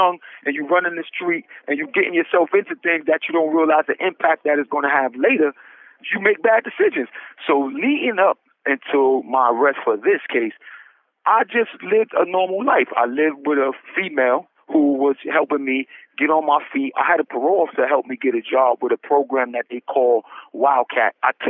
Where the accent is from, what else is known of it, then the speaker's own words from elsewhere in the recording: New York City, New York, United States; growing up in the Tilden houses in Brownsville, Brooklyn, it's just like most inner city neighborhoods where it's relatively poor